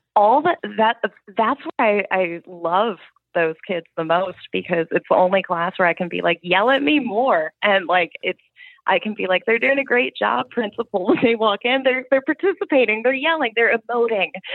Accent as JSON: {"language": "English", "region": "East Coast", "country": "United States", "tie": "born or raised there", "said": "growing up on the East Coast"}